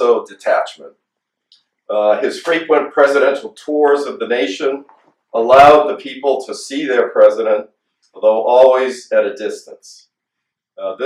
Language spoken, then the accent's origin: English; New England, United States; I come from New England, and I grew up in a small town where Washington nearby had visited